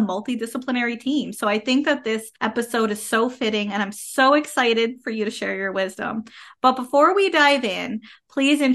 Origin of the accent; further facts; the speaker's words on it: Canada; I am a Canadian social worker